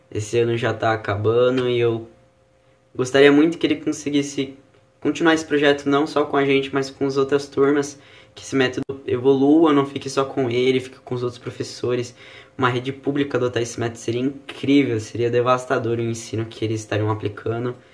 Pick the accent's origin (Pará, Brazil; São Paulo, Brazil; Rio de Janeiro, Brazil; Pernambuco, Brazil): São Paulo, Brazil; now in Rio Claro, Brazil; eu cheguei aqui em Rio Claro, eu vim de São Paulo